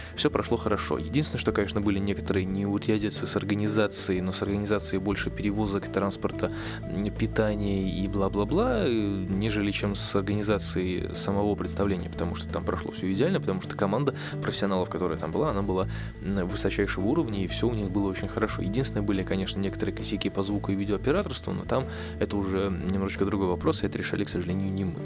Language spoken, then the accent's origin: Russian; Russia